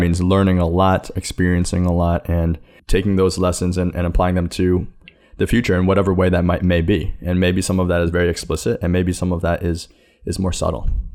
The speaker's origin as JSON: {"language": "English", "town": "New York City", "region": "New York", "country": "United States", "tie": "born or raised there", "also_born_or_lived": "China", "said": "I grew up here in New York City, though I was adopted from China"}